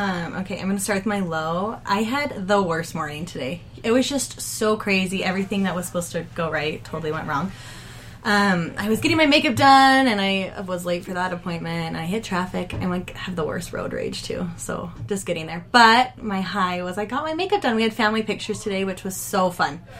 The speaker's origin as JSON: {"language": "English", "country": "United States", "moved": "as an adult", "said": "we're from Davis County"}